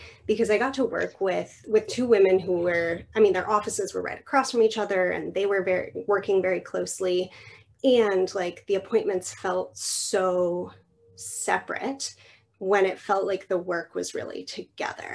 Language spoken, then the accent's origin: English; New Mexico, United States; moved away as an adult; also born or lived in Oregon; I moved across the country from New Mexico to Oregon.